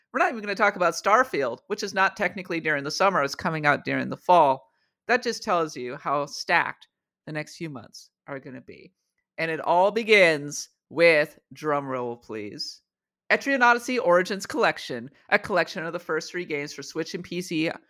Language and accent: English; Minnesota, United States; moved away; my hometown, my homeland of, uh, of Minnesota